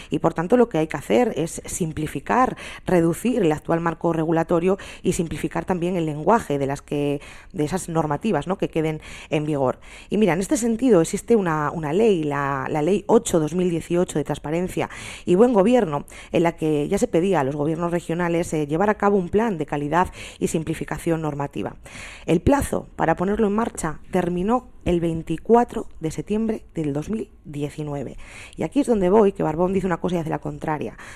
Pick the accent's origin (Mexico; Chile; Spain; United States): Spain; yo como una, como una ciudadana más, como una española más, estaba desencantada con la situación política que, teníamos en general en España y en particular aquí en, Asturias.